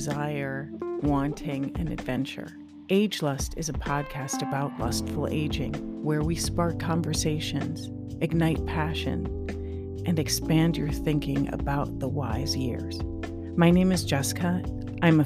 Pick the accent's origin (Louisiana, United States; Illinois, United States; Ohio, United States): Illinois, United States; Chicago; moved away; I grew up in Chicago. I'm originally from Chicago